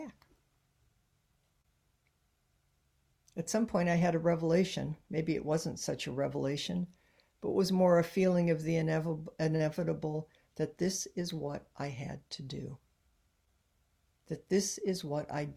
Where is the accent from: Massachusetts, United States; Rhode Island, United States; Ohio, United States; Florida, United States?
Ohio, United States; moved away as an adult; now in San Francisco, United States; I was growing up in Ohio